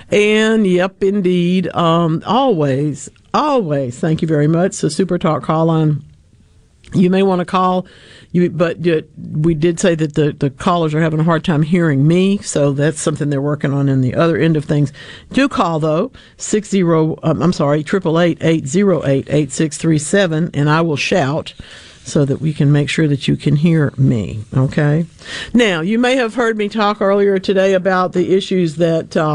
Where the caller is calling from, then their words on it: Eupora, Mississippi, United States; I'm calling from Eupora.